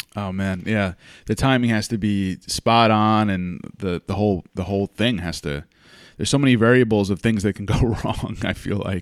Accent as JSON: {"language": "English", "country": "United States", "tie": "born or raised there", "said": "I grew up in the States"}